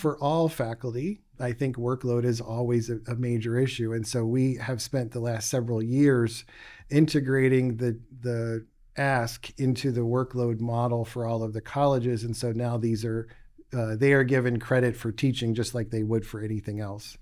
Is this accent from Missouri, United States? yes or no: no; West Virginia, United States; moved away as an adult; also born or lived in Boston / Arizona / Florida / Memphis; I grew up in West Virginia